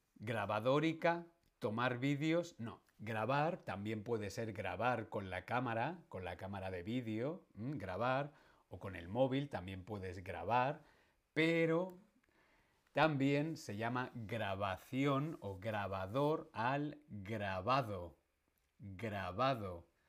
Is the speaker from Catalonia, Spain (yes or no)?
no; Madrid, Community of Madrid, Spain; Yo soy madrileño. Nací en Madrid